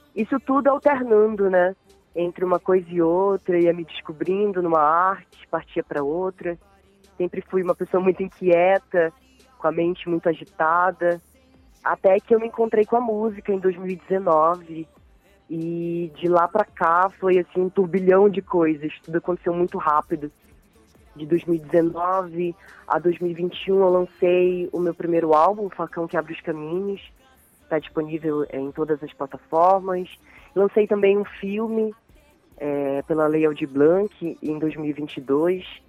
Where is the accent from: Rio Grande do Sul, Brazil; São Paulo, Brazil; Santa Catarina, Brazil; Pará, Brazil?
Pará, Brazil; Santarém; eu sou nascida e criada aqui em Santarém, Pará